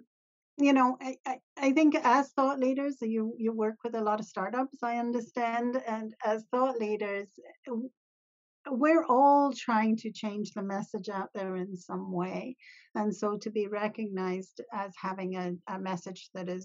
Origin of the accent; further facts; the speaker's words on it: Ontario, Canada; I'm from Ontario, Canada